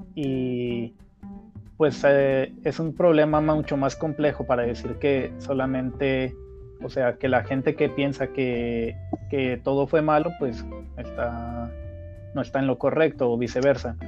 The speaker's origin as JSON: {"language": "Spanish", "country": "Mexico", "said": "nosotros como mexicanos"}